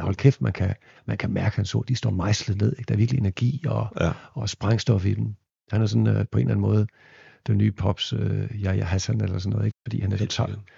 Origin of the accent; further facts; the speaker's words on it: Viborg, Central Denmark Region, Denmark; moved away; i Viborg, hvor jeg voksede op